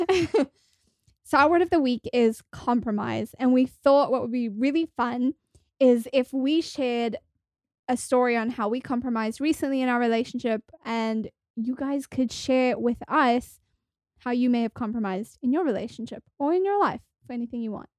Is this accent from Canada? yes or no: no; South Africa; moved away as an adult; also born or lived in New York; now in Los Angeles, United States; I'm originally from South Africa, and I moved to the States about eight years ago